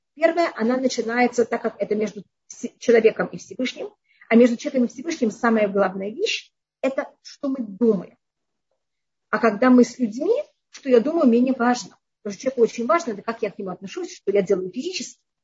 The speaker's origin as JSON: {"language": "Russian", "region": "Tashkent", "country": "Uzbekistan", "tie": "born or raised there", "moved": "yes", "said": "я жила в Ташкенте тогда, я там родилась"}